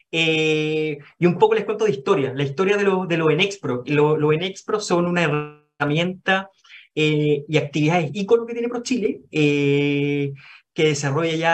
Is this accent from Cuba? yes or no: no; Chile; ¿Son de Estados Unidos? No, somos chilenos.